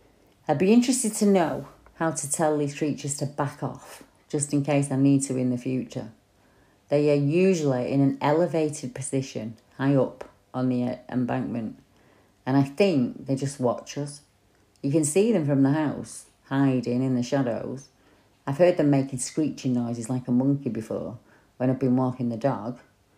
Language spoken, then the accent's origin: English; St Helens, North West England, United Kingdom; I grew up in St. Helens, and I'm still in St. Helens now.